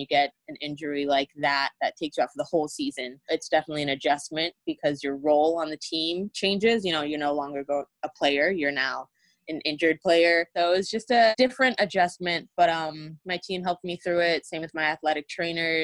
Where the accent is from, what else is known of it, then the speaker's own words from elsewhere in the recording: South Florida, United States; moved away as an adult; I grew up in Florida